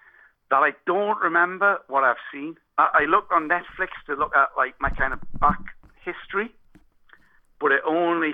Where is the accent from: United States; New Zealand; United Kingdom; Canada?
United Kingdom; Newcastle upon Tyne, North East England; accent: Geordie; I'm a Geordie.